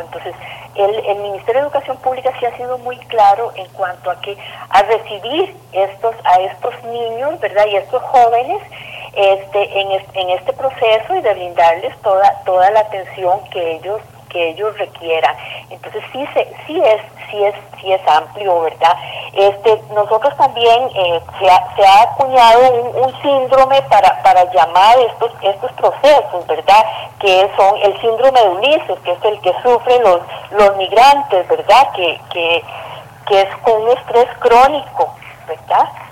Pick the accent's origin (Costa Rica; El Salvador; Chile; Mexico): Costa Rica; nosotros somos los costarricenses